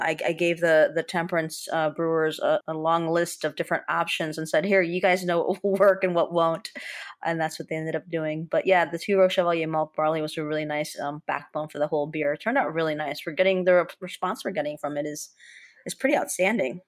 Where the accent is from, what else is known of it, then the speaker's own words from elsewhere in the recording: Chicago, Illinois, United States; as a Chicagoan